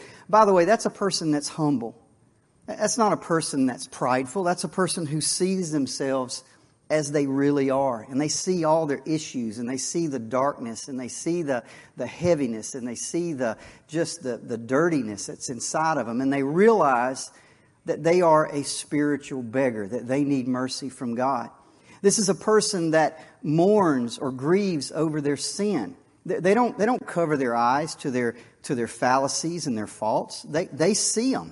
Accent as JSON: {"language": "English", "area": "Wakulla County", "region": "Florida", "country": "United States", "tie": "born or raised there", "said": "I was born and raised in Wakulla County. I'll die in Wakulla County"}